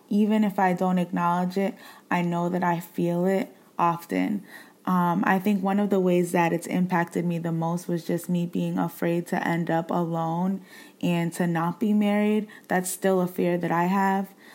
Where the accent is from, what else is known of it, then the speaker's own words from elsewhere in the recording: Boston, Massachusetts, United States; where I grew up in Boston, I grew up in the hood